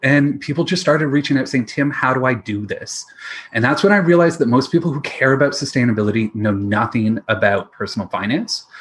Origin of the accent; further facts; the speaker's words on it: London, Ontario, Canada; also born or lived in Nova Scotia; my background is that I grew up in London, Ontario, with my dad in the investment industry